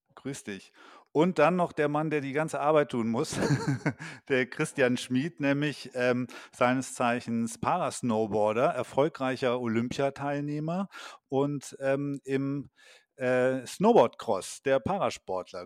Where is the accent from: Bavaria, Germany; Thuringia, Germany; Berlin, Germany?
Bavaria, Germany; Allgäu; am Riedberger Horn im schönen Allgäu, meine Heimat